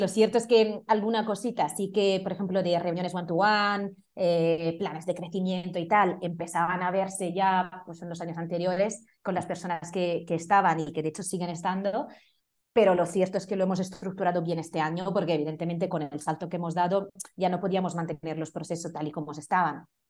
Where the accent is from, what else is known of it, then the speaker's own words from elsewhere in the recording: Italy; Spanish is a second language; moved away as an adult; now in Madrid, Spain; soy italiana